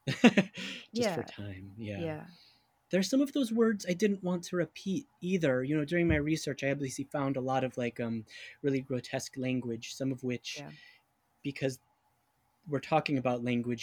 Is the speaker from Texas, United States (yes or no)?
no; California, United States; moved away as an adult; also born or lived in New York; now in Seattle, United States; growing up in California, I mean, that I grew up in a neighborhood that was minority majority